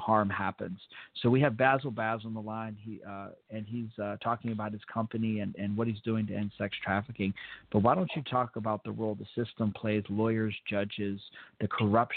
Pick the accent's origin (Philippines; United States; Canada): United States; Fort Benning, Georgia; I was born in Fort Benning